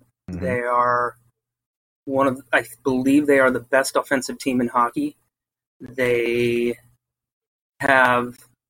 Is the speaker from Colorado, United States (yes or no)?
yes; Arvada, Colorado, United States; now in Lincoln, United States; I grew up in Arvada, and I played hockey there for AHA for about 10 years from ages 5 to 16.